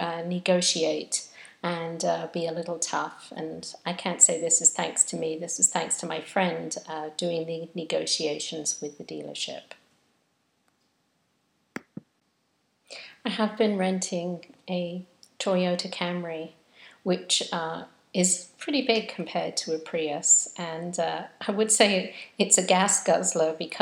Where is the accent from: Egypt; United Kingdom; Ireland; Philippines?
United Kingdom; England; now in United States; being English and having this constant feeling that I'm in a different country